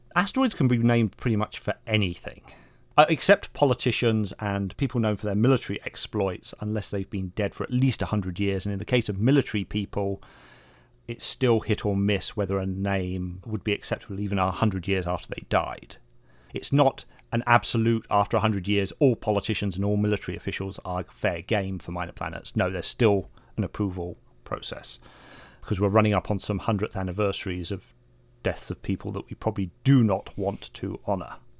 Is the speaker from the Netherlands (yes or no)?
no; England, United Kingdom; Being English